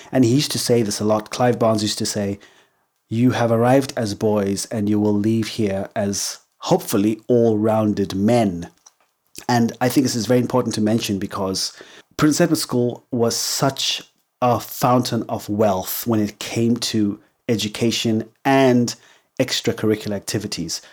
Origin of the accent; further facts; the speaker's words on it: Harare, Zimbabwe; first language English; moved away; also born or lived in England; So, I was born in Zimbabwe. I was raised in Zimbabwe, in Harare, which is the capital city.